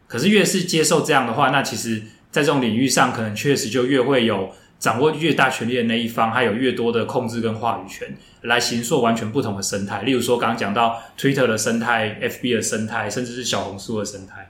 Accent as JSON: {"language": "Chinese", "country": "Taiwan", "said": "我们台湾人大部分都喜欢 F B"}